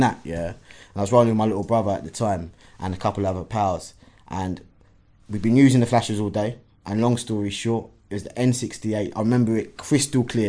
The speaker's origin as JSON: {"language": "English", "region": "London", "country": "United Kingdom", "tie": "born or raised there", "said": "initially, Hackney"}